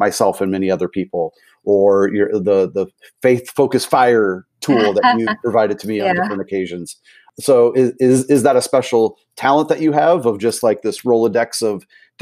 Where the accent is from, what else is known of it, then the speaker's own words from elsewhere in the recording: St. Louis, Missouri, United States; moved away as an adult; also born or lived in Austin, Texas; I'm originally from the St. Louis area